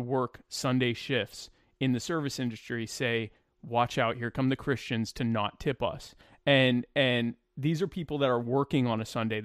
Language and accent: English; Deep South, United States; now in Myrtle Beach, South Carolina, United States; I grew up in the Deep South. I'm in Myrtle Beach area of South Carolina